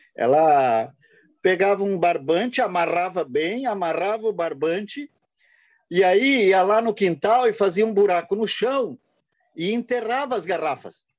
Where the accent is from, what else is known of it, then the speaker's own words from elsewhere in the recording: Brusque, Santa Catarina, Brazil; nós que somos de Brusque